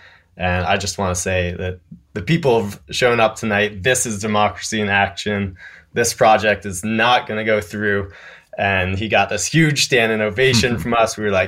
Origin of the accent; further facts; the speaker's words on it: North Carolina, United States; Yeah, I'm from a super conservative rural part of Western North Carolina, Mass and Cawthorn's district, actually.